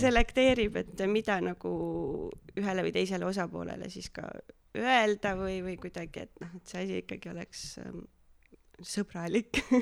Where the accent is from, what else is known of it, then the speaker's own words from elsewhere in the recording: Viljandi, Viljandi County, Estonia; moved away as an adult; also born or lived in Tallinn; now in Nõo, Estonia; aga pärit olen Viljandist, kasvasin üles Viljandimaal ja käisin seal äh, põhikoolis, keskkoolis